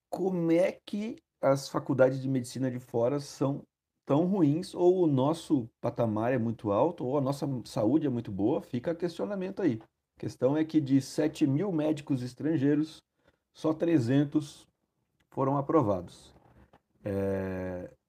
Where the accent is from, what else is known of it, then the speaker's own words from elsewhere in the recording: Rio Grande do Sul, Brazil; estou de manguinha porque eu sou gaúcho e eu não sinto frio.